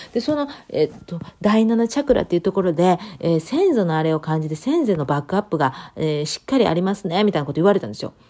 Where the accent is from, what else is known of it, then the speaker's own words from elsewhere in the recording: Japan; now in United States; 日本人で生まれて